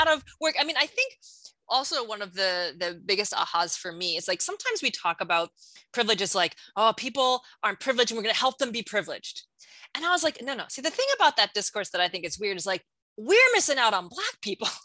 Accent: New York, United States; I'm from New York

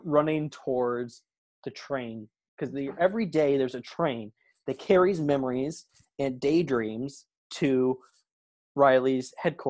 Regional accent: Canada; I'm Canadian.

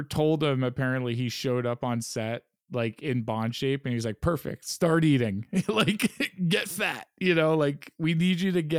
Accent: New York, United States; I might only like it because I'm a dirtbag from New York.

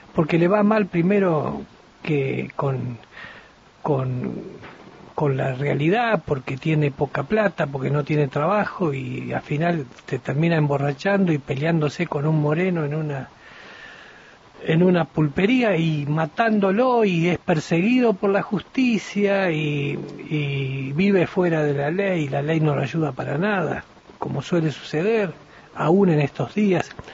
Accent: Argentina; nuestro comportamiento como ciudadanos argentinos

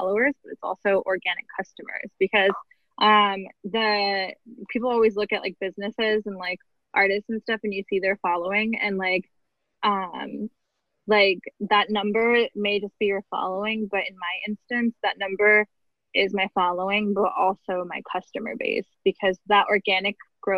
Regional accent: Detroit, Michigan, United States; I grew up in Detroit

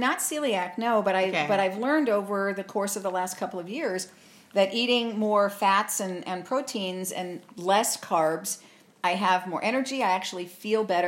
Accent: Arizona, United States; born or raised there; accent: New York; also born or lived in Long Island, New York

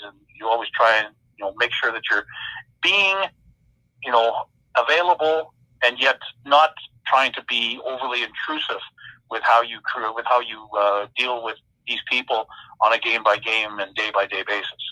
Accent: Winnipeg, Manitoba, Canada; now in Saskatoon, Canada; high school in the late '70s, growing up in Winnipeg, Manitoba

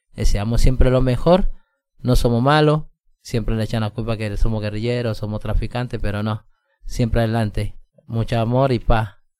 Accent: Colombia; now in Mendoza, Argentina; yo colombiano

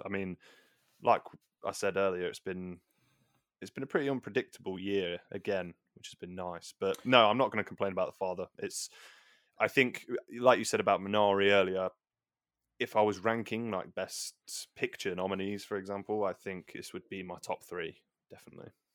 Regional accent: England, United Kingdom; we're both English

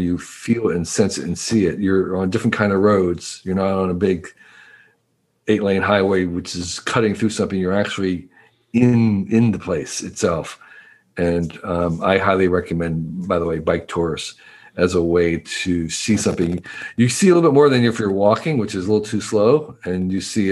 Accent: United States; moved away as an adult; also born or lived in Taiwan; I grew up in the East Coast, suburb of New York City.

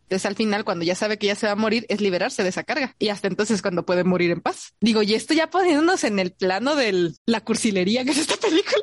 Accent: Mexico City, Mexico; los chilangos conocemos

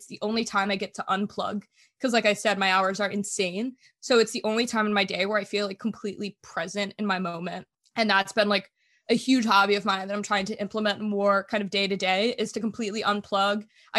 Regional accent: Germany; I grew up moving a lot. I grew up in Germany, and my dad worked for the government. So we moved normally, it's like every 3 years

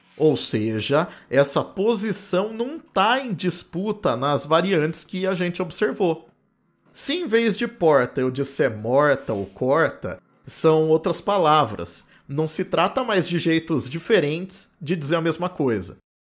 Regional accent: Campinas, São Paulo, Brazil; accent: R retroflexo ou caipira; nasci em Campinas, no interior de São Paulo

